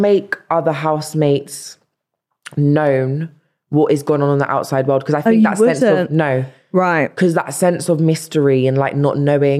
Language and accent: English; London, United Kingdom; She always reminded me I'm from South London.